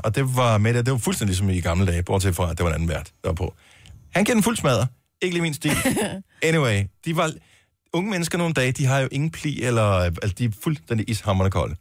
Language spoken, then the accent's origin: Danish; Denmark; vi er fra Danmark